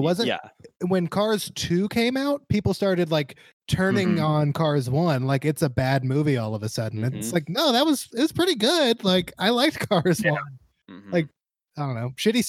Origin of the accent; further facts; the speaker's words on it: Alabama, United States; I grew up in Alabama